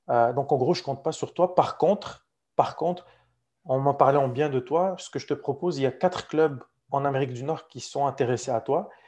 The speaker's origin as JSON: {"language": "French", "country": "Morocco", "tie": "born or raised there", "said": "Et c'est l'équipe de la ville où j'ai grandi, où je suis né au Maroc."}